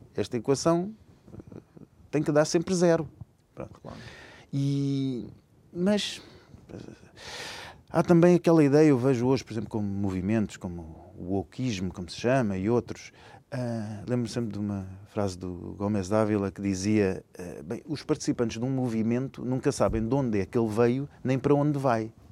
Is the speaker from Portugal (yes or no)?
yes; Lisbon, Portugal; eu sou lisboeta, nascido em Lisboa, nascido e criado em Lisboa